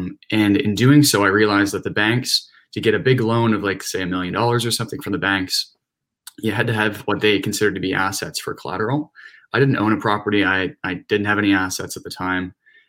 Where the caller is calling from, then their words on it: Ajax, Ontario, Canada; Right now I'm in Ajax, Ontario, so more so towards like the GTA.